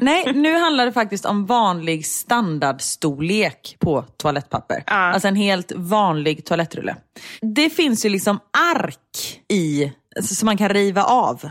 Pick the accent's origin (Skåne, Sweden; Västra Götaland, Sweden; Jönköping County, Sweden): Västra Götaland, Sweden; Gothenburg